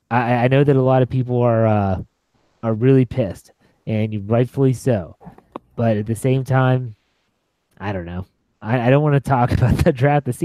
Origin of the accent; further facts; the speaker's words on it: Maryland, United States; Oh my gosh, there's one in, even... there's one in my hometown of Maryland now.